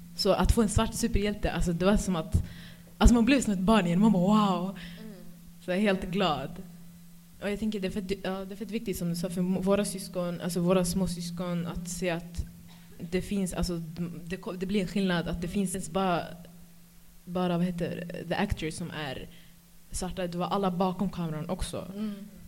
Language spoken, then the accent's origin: Swedish; Stockholm, Stockholm County, Sweden; Jag kommer från Husby